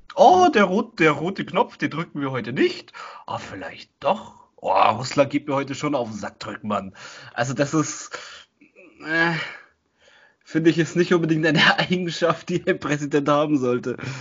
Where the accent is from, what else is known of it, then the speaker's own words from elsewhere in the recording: Germany; bei uns in Deutschland